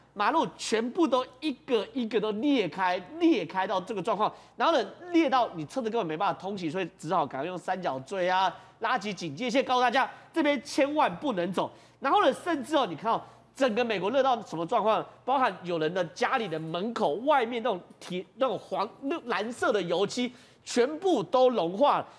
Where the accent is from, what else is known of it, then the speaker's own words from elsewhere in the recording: Taiwan; 柏油路融化，其实我们台湾人也都有经验